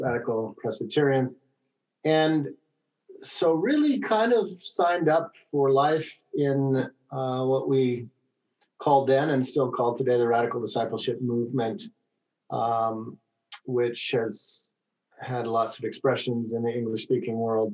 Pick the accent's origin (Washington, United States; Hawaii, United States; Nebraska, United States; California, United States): California, United States; Southern; I'm from Southern California